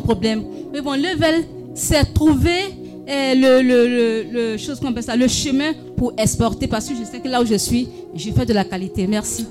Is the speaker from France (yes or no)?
no; Korhogo, Savanes, Côte d’Ivoire; chez nous, à Corogo